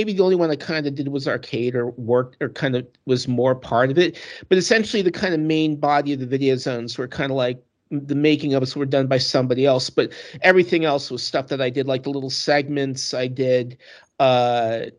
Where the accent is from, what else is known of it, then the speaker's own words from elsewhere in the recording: East Coast, United States; moved away as an adult; also born or lived in New York City; now in Los Angeles, United States; I'm from the East Coast